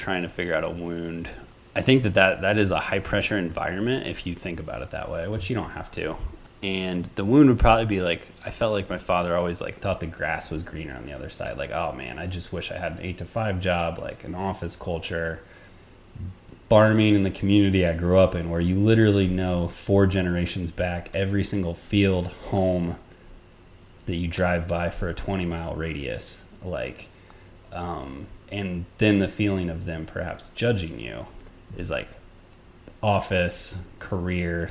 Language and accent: English; United States; born or raised there